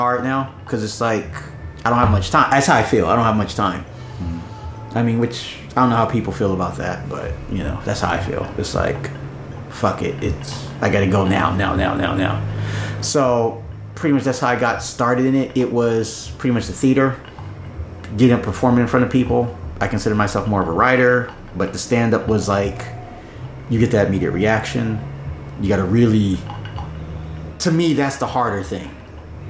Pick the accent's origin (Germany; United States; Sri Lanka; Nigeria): United States; Southern California; moved away as an adult; also born or lived in Los Angeles; now in Tokyo, Japan; I grew up in SoCal, Southern California.